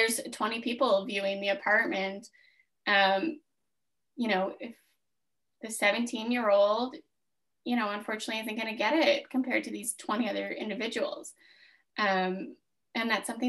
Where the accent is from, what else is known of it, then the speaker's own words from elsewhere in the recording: Smiths Falls, Ontario, Canada; I grew up in Smiths Falls. Like, this is my hometown